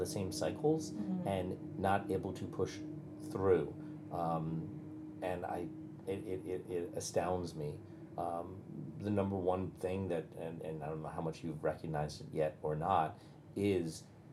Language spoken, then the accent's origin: English; Bergen County, New Jersey, United States; now in Norfolk, United States; this little tiny town of 8,000 people in Bergen County, New Jersey